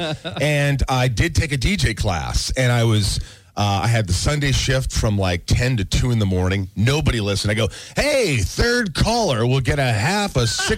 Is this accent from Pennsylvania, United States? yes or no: no; Indiana, United States; moved away; I'm on a radio station where I grew up in Indiana